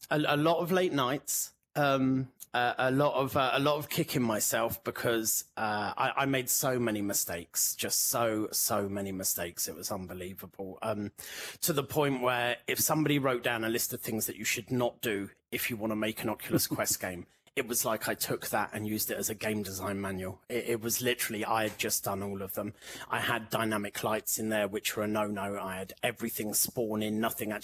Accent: London, United Kingdom; moved away as an adult; now in Barcelona, Spain; I'm from London originally, but moved to Barcelona a few years back.

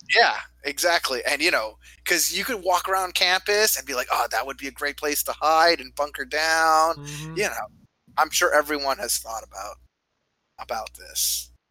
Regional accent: Canada; now in United States; I come from Canada

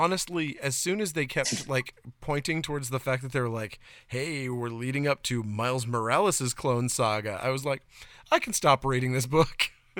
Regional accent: Maine, United States; If I remember properly from when I was growing up in Northern Maine.

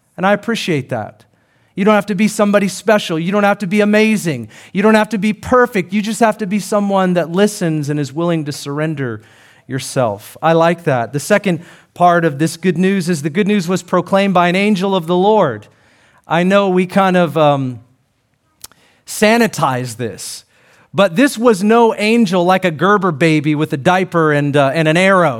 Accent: Seattle, Washington, United States; born or raised there

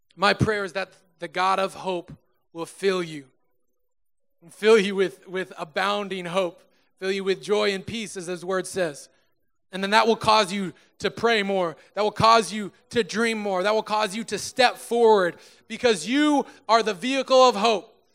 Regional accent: Susanville, California, United States; moved away as an adult; now in Sacramento, United States; drove from my hometown, Susanville, California, to Sacramento, California

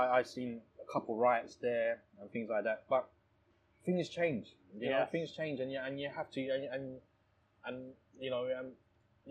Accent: Thailand; now in United Kingdom; I was born in Thailand. Yeah. I was born in Thailand

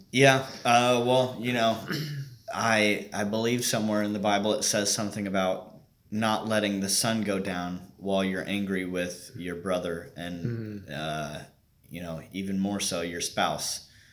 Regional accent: Bainbridge, Indiana, United States; I am from a, a small town out uh, west of Indianapolis, Bainbridge

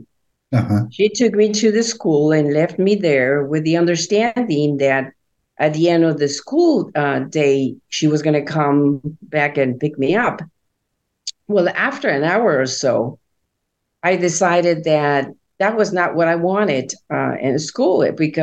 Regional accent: Guatemala City, Guatemala Department, Guatemala; moved away; I was born in Guatemala City in Central America to Christian parents. My father was a pastor of a Baptist church. And so I grew up attending church all the time.

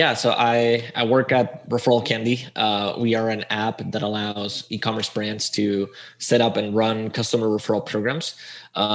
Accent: Spain; moved away as an adult; also born or lived in Chile; I'm from Spain

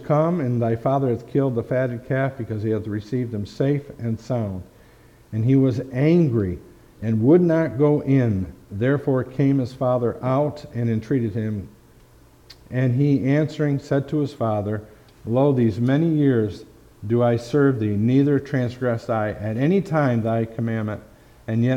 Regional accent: Fonda, New York, United States; my hometown, right close to here in Fonda, New York

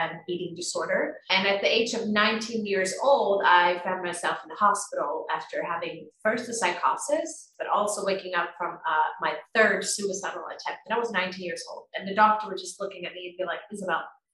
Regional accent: Tyresö, Stockholm County, Sweden; moved away as an adult; now in Costa Rica; I come from Sweden in a little town called Tyresö outside Stockholm. I'm actually living in Costa Rica right now

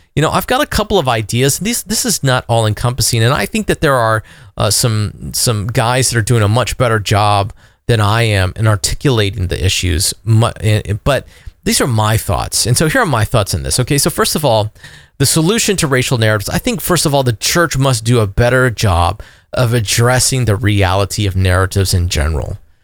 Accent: Florida, United States; I'm an American first, but I'm also a southerner. I'm also a Floridian

